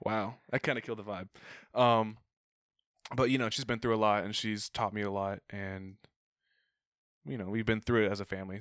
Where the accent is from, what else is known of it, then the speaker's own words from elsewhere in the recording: Arizona, United States; I grew up in Arizona